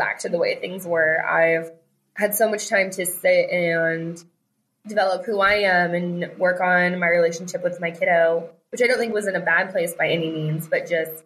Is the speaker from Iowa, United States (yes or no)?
no; Colorado, United States; moved away as an adult; also born or lived in Texas; now in Arizona, United States; We live in Arizona, but we are originally from Colorado